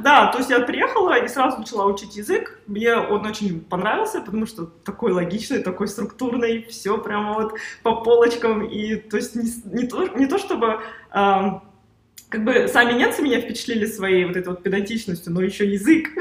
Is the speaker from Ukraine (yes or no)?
no; Uzbekistan; moved away; also born or lived in Russia / Germany; я сама из Узбекистана, я родилась в Узбекистане